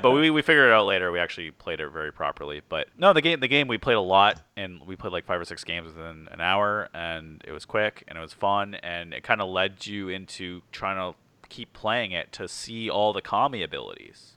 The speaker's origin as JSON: {"language": "English", "country": "Canada", "said": "being Canadian"}